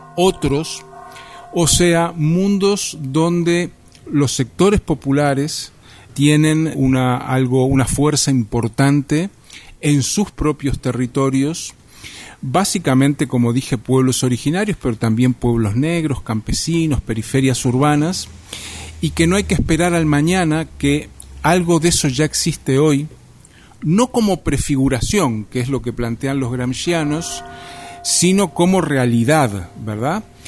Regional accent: Uruguay; also born or lived in Montevideo; soy uruguayo, vivo en Montevideo

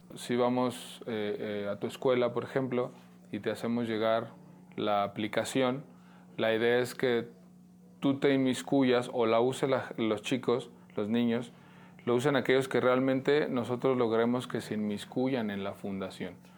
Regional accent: Mexico; Como mexicanos, a final de cuentas, trabajamos

